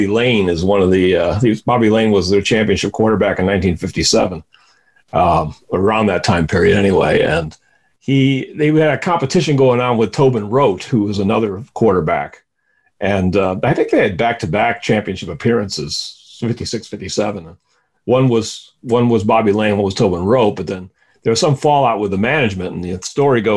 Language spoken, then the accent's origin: English; Detroit, Michigan, United States; moved away as an adult; also born or lived in Pennsylvania / Manhattan, New York; now in Chicago, United States; I was born in Detroit. Grew up there. Didn't leave till I was 36